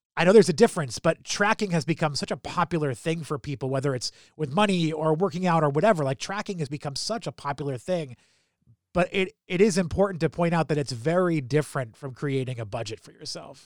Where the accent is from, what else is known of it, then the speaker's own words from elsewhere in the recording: New Hampshire, United States; moved away as an adult; also born or lived in Philadelphia; now in Baltimore, United States; I grew up in New Hampshire